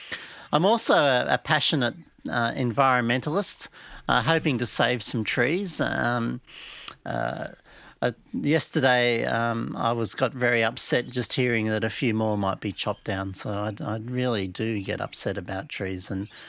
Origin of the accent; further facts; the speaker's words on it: Blue Mountains, New South Wales, Australia; I'm an artist from the Blue Mountains in Australia.